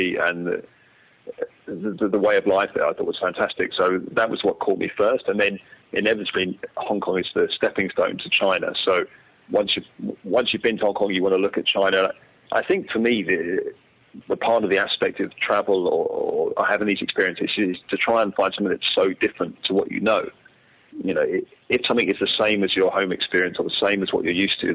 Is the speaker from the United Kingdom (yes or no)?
yes; London, United Kingdom; I grew up in London